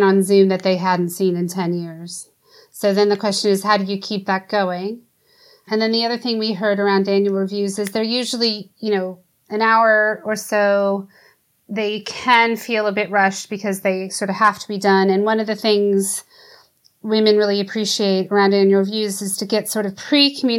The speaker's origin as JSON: {"language": "English", "country": "United States", "tie": "born or raised there", "moved": "as an adult", "lives_now": "United Kingdom", "said": "as an American who grew up in a system that we talked about this stuff all the time"}